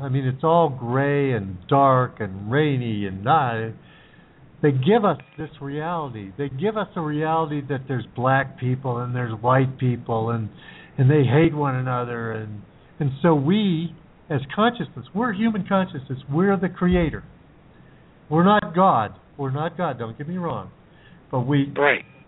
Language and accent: English; United States; When I was growing up in the United States